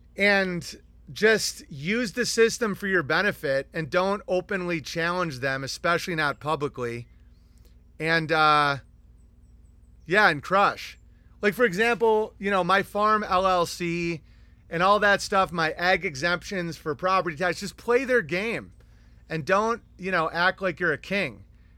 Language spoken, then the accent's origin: English; Pennsylvania, United States; now in Elkton, United States; At the moment, I am from Amish country, Pennsylvania. Right now, I'm in Elkton Federal Prison in Ohio.